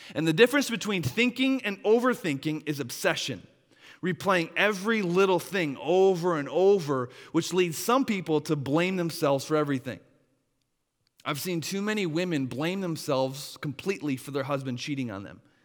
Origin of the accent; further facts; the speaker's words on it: Wisconsin, United States; moved away; my hometown of, uh, up, up in Wisconsin